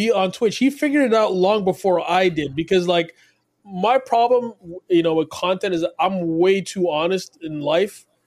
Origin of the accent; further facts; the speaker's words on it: Nigeria; now in Toronto, Canada; I live in Toronto, from Canada, but also I was born in Nigeria. I'm originally Nigerian.